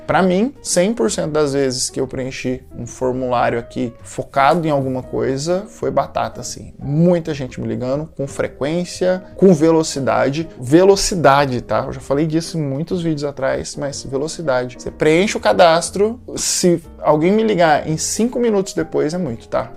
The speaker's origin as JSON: {"language": "Portuguese", "country": "Brazil", "said": "sendo brasileiro"}